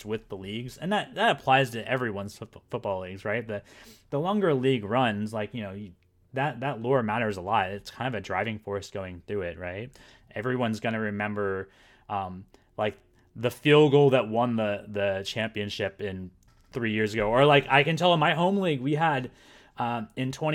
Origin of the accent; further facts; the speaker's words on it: Florida, United States; moved away as an adult; I was born in Florida.